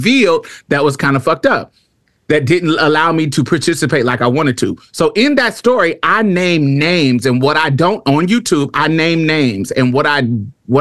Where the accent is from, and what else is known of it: Indianapolis, Indiana, United States